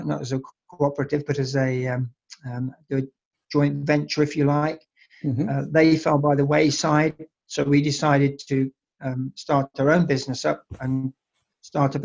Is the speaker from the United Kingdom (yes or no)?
yes; England, United Kingdom; moved away; also born or lived in Nelspruit, South Africa; I'm English. I'm born and bred in the United Kingdom